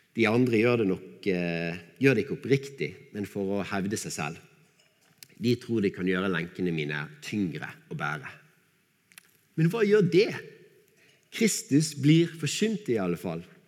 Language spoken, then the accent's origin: Norwegian; Bergen, Vestland, Norway; accent: Bergen dialect; så jeg måtte file ned dialekten min så mye som mulig